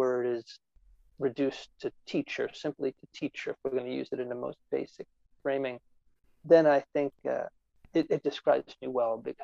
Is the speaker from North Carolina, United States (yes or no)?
no; New Jersey, United States; I came from New Jersey